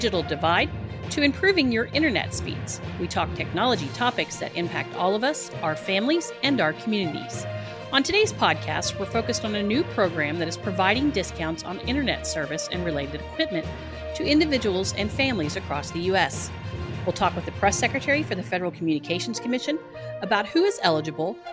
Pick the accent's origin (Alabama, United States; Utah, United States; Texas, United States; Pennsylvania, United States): Texas, United States; Texas is my home state